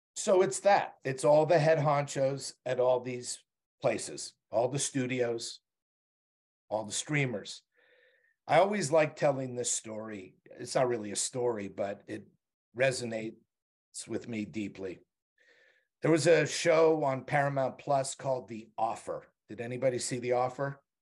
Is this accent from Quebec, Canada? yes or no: yes; Montreal, Quebec, Canada; moved away; I grew up in Montreal.